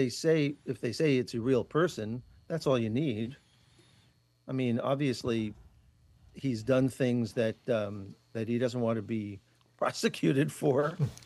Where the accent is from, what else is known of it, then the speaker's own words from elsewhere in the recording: New York City, New York, United States; I am from Queens.